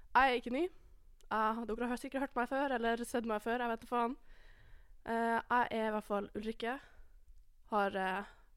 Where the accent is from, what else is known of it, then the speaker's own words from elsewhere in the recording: Alta, Finnmark, Norway; moved away as an adult; now in Trondheim, Norway; Jeg er enda fra Alta